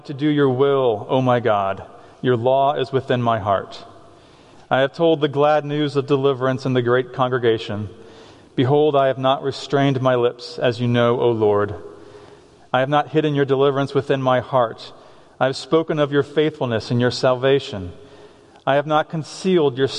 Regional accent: Boston, Massachusetts, United States; now in Ephrata, United States; I'm from Boston.

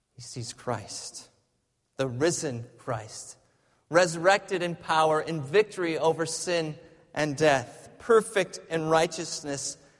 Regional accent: Michigan, United States; moved away; I grew up in Michigan, and there's a lot more snow in Michigan

